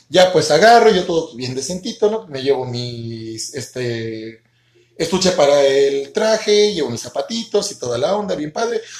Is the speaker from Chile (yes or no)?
no; Mexico City, Mexico; chilango, la neta los amo y también los extraño.